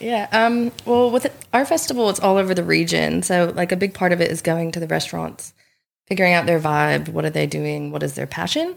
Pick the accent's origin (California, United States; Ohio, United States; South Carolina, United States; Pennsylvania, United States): South Carolina, United States; moved away as an adult; now in Coffs Coast, Australia; I'm originally from South Carolina, and I moved to the Coffs Coast around five or six years ago.